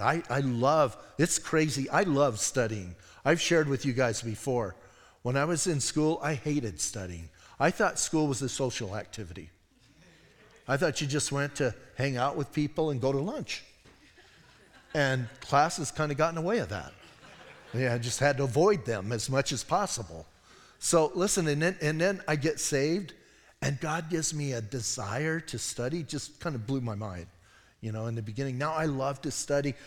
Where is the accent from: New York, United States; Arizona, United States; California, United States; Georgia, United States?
Arizona, United States; We're from Arizona